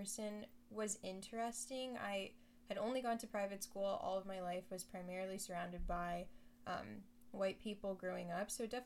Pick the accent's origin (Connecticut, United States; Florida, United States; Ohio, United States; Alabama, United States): Florida, United States; Miami; moved away as an adult; also born or lived in Nashville, Tennessee; I'm a Miami native. I'm Haitian American, so both of my parents are from Haiti.